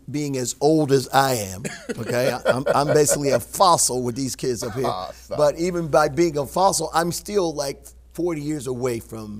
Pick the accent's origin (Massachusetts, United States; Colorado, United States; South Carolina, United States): South Carolina, United States; Dillon; moved away; Now, I was born in Dillon.